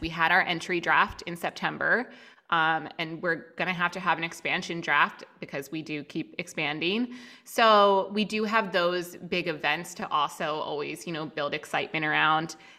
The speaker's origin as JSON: {"language": "English", "area": "outside Philadelphia", "region": "Pennsylvania", "country": "United States", "tie": "born or raised there", "also_born_or_lived": "Chicago", "moved": "as an adult", "said": "just outside Philly."}